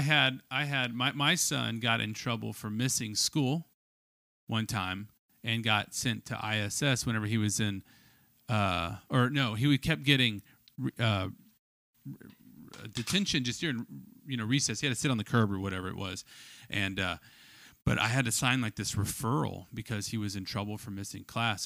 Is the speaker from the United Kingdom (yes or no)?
no; Austin, Texas, United States; moved away; also born or lived in Wimberley, Texas / Steiner Ranch, Texas; I moved from Austin, I grew up uh, till, uh, ninety-six